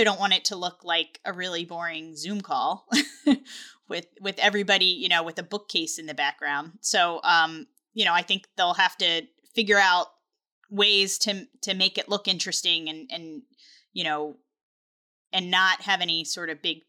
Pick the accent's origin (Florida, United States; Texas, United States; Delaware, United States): Delaware, United States; I'm from Delaware.